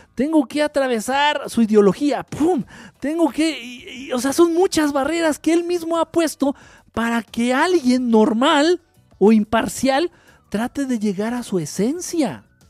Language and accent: Spanish; Mexico; somos como mexicanos